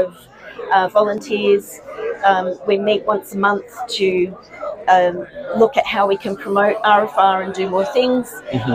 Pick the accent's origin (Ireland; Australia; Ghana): Australia; Sydney, New South Wales; I'm from Sydney, Australia